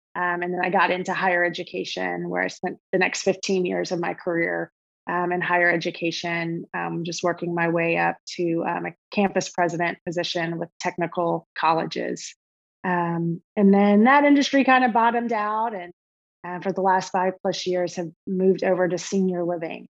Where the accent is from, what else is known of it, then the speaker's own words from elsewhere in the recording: Austin, Texas, United States; also born or lived in Alabama; we were we're from Austin originally. Uh, grew up there together